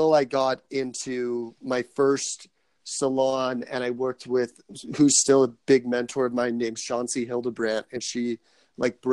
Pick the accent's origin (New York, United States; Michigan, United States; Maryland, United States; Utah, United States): Utah, United States; Salt Lake City; also born or lived in Anaheim, California / Missouri; now in St. George, United States; originally I'm from Anaheim, California. I moved from Anaheim when I was 8 up to Salt Lake City. So I'm basically a Salt Lake Cityan.